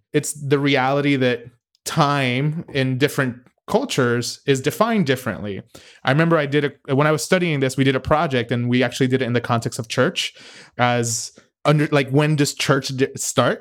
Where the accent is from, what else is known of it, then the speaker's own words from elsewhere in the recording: United States; as a American